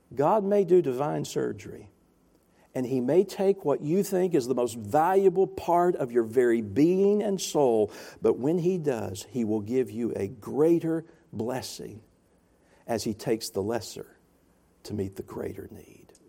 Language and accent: English; the South, United States; I'm from the South.